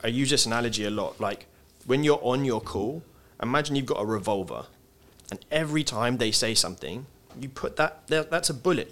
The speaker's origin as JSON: {"language": "English", "region": "England", "country": "United Kingdom", "said": "as English people"}